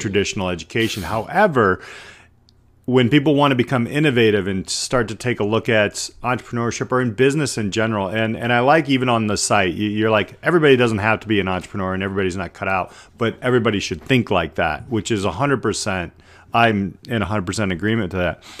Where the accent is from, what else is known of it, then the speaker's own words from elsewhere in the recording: South Bend, Indiana, United States; I'm from, uh, South Bend